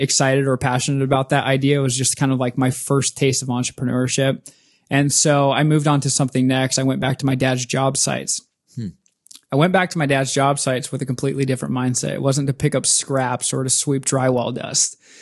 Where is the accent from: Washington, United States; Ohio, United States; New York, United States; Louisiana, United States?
Washington, United States; Spokane; moved away as an adult; now in Seattle, United States; in my hometown, Spokane, Washington.